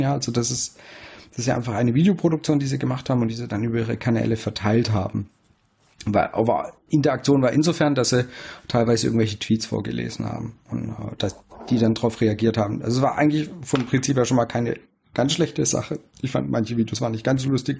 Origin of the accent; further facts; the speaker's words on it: Swabia, Germany; Ich als Schwabe